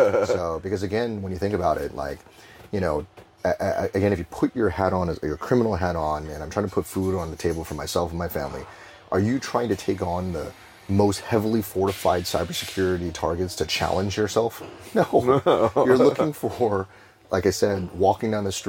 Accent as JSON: {"language": "English", "town": "Cupertino", "region": "California", "country": "United States", "tie": "born or raised there", "also_born_or_lived": "Hong Kong", "moved": "as an adult", "lives_now": "Singapore", "said": "I grew up in Cupertino, California"}